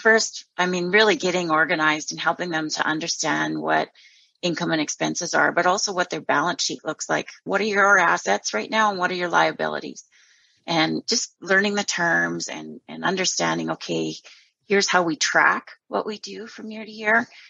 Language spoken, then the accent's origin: English; Southern Alberta, Canada; I'm originally from Southern Alberta, growing up on a farm there and gravitated to Northern Alberta